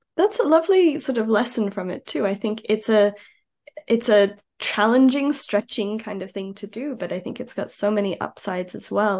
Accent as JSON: {"language": "English", "country": "Australia", "moved": "yes", "said": "I'm I'm Aussie originally"}